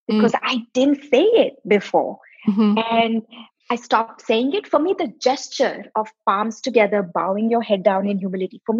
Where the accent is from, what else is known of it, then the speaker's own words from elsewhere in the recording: South India, India; moved away as an adult; now in United States; now i'm from the southern part